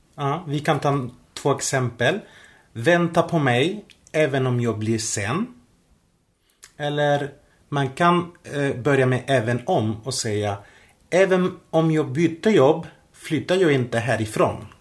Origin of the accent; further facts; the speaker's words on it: Spain; Swedish is a second language; now in Sweden; Jag reste till eh, mitt hemland, till Spanien